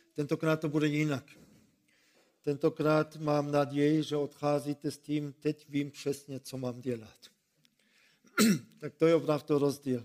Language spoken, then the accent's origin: Czech; Germany; Czech is a second language; moved away; also born or lived in Ostrava region, Czech Republic